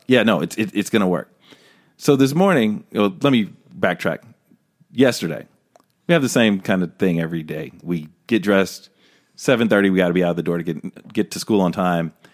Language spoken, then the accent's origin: English; Los Angeles, California, United States; living in Los Angeles my whole life